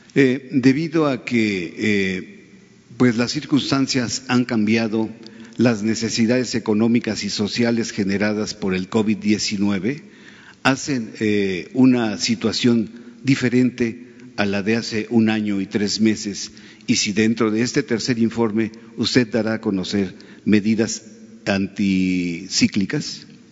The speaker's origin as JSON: {"language": "Spanish", "country": "Mexico", "said": "como mexicanos"}